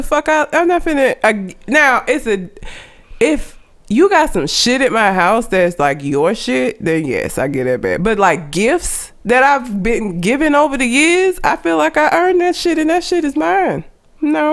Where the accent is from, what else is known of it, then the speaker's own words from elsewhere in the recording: Alabama, United States; because I've lived here my whole life, so I'm not really sure why I wouldn't sound like I'm from Alabama